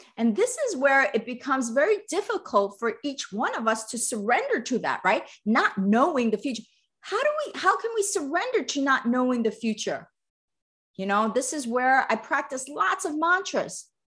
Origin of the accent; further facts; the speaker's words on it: East Coast, United States; now in Southern California, United States; I'm from the East Coast